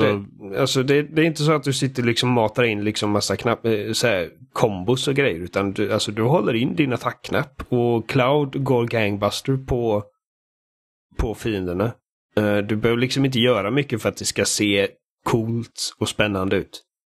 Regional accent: Sweden; Jag är svensk.

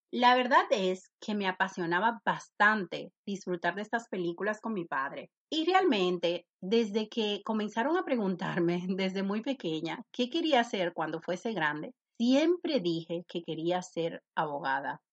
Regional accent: Santo Domingo, Distrito Nacional, Dominican Republic; moved away as an adult; now in Spain; Nací en República Dominicana, en la capital, en Santo Domingo.

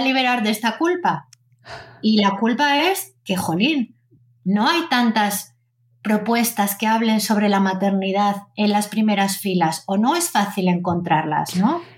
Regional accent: Zaragoza, Aragon, Spain; yo soy una una niña nacida en Zaragoza

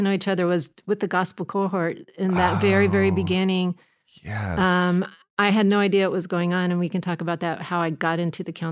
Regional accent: Manhattan Beach, California, United States; I grew I up in Manhattan Beach.

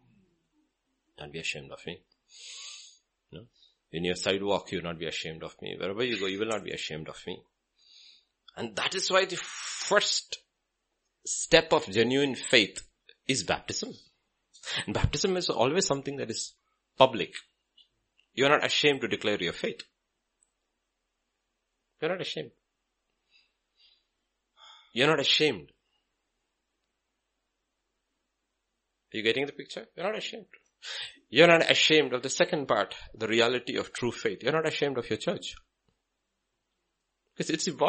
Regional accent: Kerala, India; I'm from Kerala

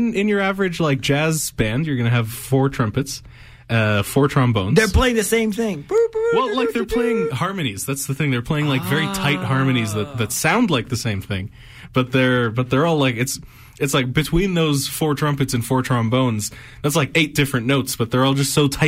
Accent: Egypt; since I'm from Egypt, uh, which is in famously in North Africa.

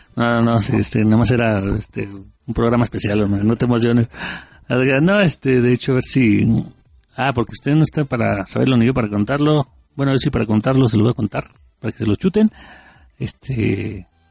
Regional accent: Mexico; como buenos mexicanos.

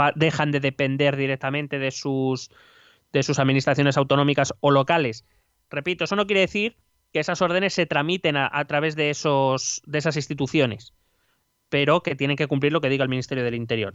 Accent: Spain; somos aquí los españoles

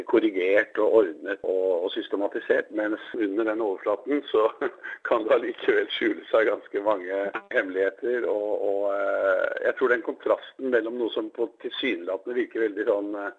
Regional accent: Norway; hjemme i Norge

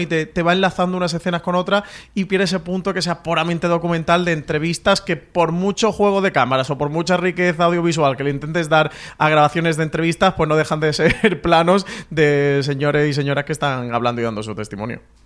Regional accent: Andalusia, Spain; como buen andaluz

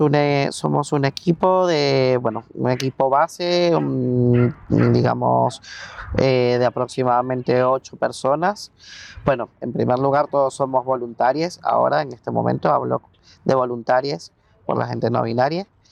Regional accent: Venezuela; moved away as an adult; now in Spain; soy psicólogo eh, venezolano. Llevo en España 10 años aproximadamente

